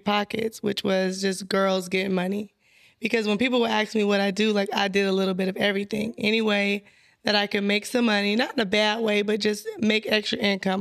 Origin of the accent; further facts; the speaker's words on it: San Bernardino, California, United States; I'm from San Bernardino, California